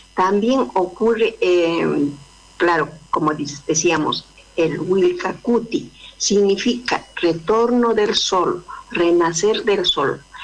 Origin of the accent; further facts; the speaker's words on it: Peru; now in Córdoba, Argentina; soy de Perú, de la nación Aymara. Radico hace mucho a Córdoba, Argentina.